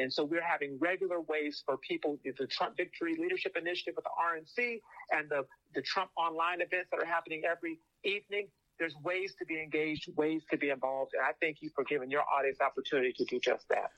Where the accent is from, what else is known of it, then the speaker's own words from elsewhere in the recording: Phoenix, Arizona, United States; I'm from Phoenix